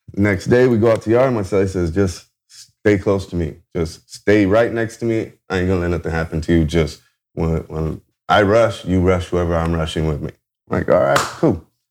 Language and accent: English; Garden Grove, California, United States; also born or lived in Anaheim, California; I was uh, born in Anaheim, California. I'm from Orange County, a uh, little bit uh, south of LA. Um, uh, grew up in Garden Grove, whole life.